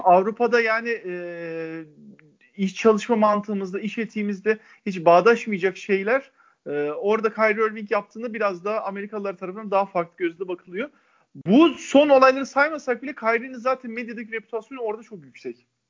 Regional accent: İzmir, Turkey; ben bir İzmirli olarak

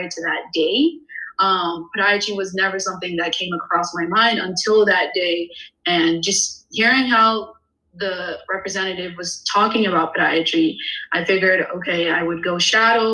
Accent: Indianapolis, Indiana, United States; also born or lived in Bloomington, Indiana / Philadelphia, Pennsylvania; I am originally from Indianapolis, Indiana.

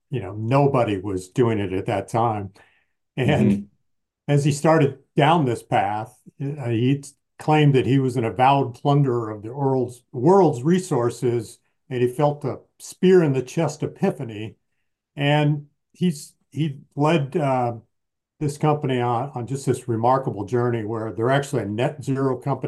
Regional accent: Michigan, United States; grew up in the Midwest in Michigan

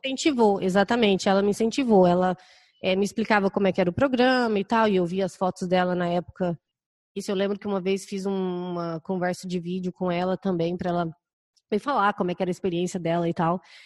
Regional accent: Goiânia, Goiás, Brazil; moved away as an adult; now in Chicago, United States; eu Sou de Goiânia.

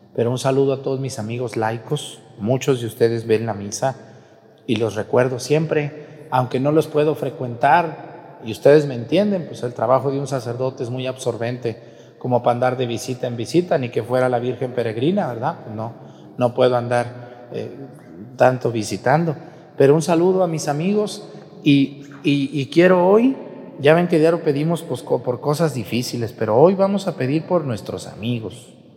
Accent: Mexticacán, Jalisco, Mexico; moved away; mi pueblo, en Mestigacán

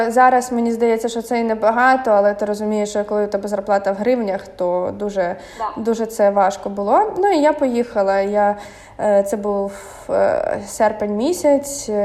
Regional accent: Kyiv, Ukraine; moved away as an adult; Для мене це був рай, тому що я все життя прожила в Києві.

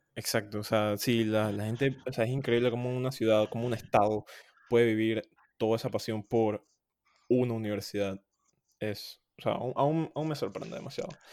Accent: Panama; also born or lived in Louisville, United States

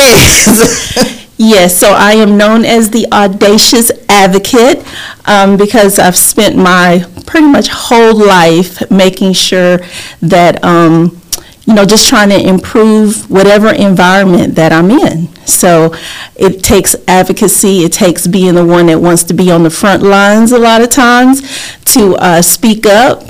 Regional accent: Lake City, Florida, United States; accent: southern; also born or lived in Port-au-Prince, Haiti / New York City; I was raised in Lake City, Florida.

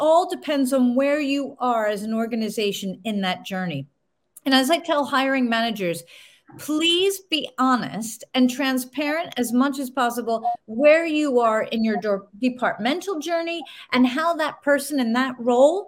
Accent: United States; moved away as an adult; now in United Kingdom; being American

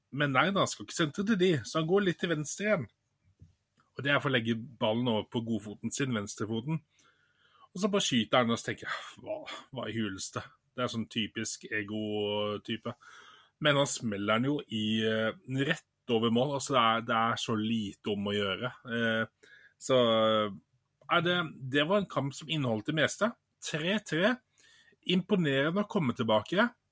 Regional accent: Bergen, Vestland, Norway; moved away; Jeg er jo opprinnelig bergenser

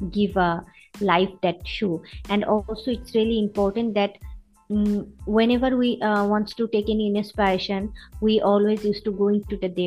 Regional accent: Bangladesh; as a bangladeshi

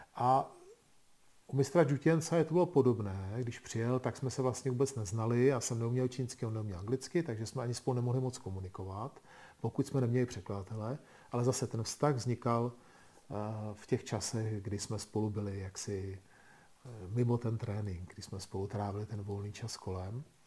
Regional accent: Czechia; u nás v Čechách

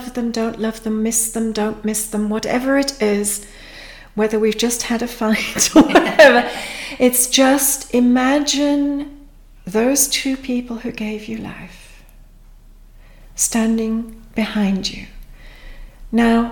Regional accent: Pakistan; now in United Kingdom; myself, I'm a Pakistani-born Brit

